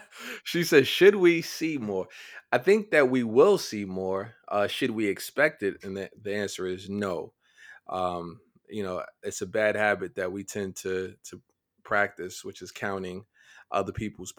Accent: Niger; I grew up in Niger.

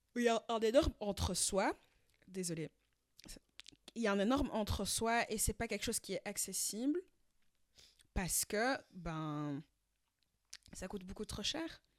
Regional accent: France; now in Belgium; chez nous, en France

